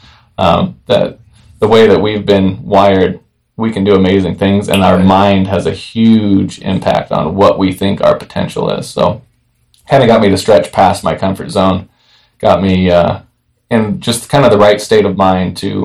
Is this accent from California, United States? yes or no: yes; Hemet, California, United States; I'm from Hemet.